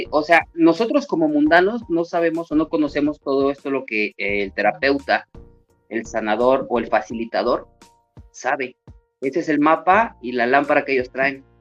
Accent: Mexico City, Mexico; born there; me encanta el ser chilango. Y casi no he vivido en México. Yo solo nací en México, pero casi no he vivido allá.

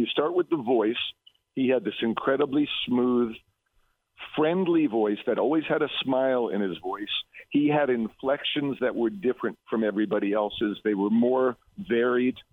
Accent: New York City, New York, United States; I grew up in Brooklyn

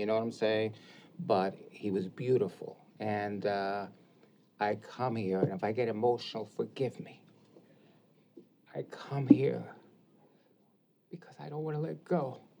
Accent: New York City, New York, United States; Growing up in the Bronx, you go to places and it was like, know your place, especially being a minority or a man of color

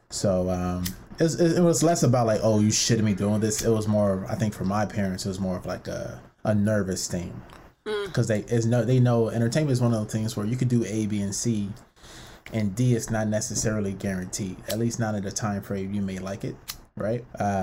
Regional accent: Los Angeles, California, United States; people tell me I'm not Nigerian, you know what I'm saying? So, cause I was born in LA.

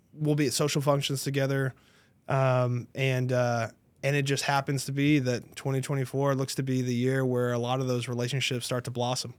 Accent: Tarrant County, Texas, United States; I was born and raised in Tarrant County, so it's kinda my stomping ground.

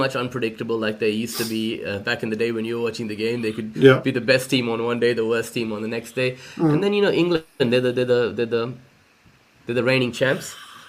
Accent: Chennai, Tamil Nadu, India; now in Australia; my hometown of Madras or Chennai

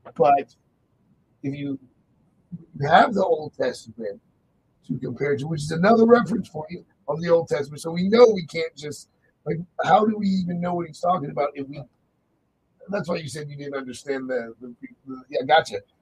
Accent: United States; being American

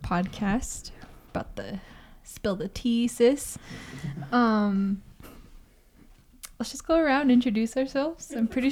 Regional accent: Gallup, New Mexico, United States; I am Navajo. I'm from Gallup, New Mexico. I've been here for about 5 years.

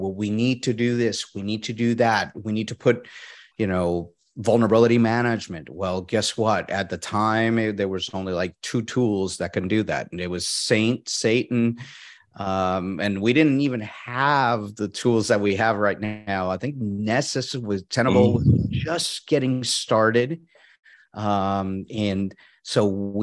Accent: Puerto Rico; moved away; I'm originally from Puerto Rico

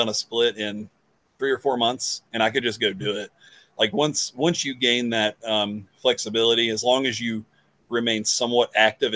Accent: West Virginia, United States; I'm from West Virginia.

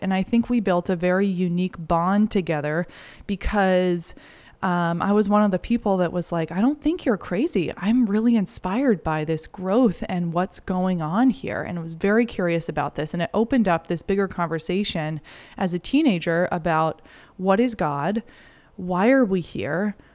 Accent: Kennebunkport, Maine, United States; I grew up in Maine, um, in this cool little beach town, Kennebunkport, Kennebunk

